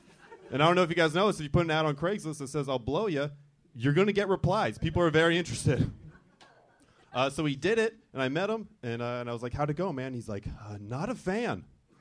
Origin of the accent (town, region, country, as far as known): Orange County, California, United States; born or raised there